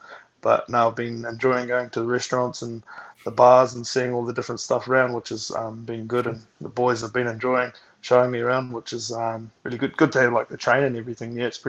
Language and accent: English; Wairarapa, Wellington, New Zealand; moved away as an adult; also born or lived in Hawke's Bay; now in United States; but I was raised in a place called Wairarapa, which is a couple of hours south.